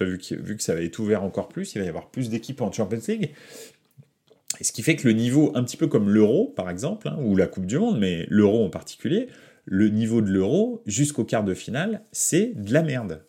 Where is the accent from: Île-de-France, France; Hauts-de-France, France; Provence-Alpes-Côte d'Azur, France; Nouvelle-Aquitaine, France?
Île-de-France, France; Paris; je suis né à Paris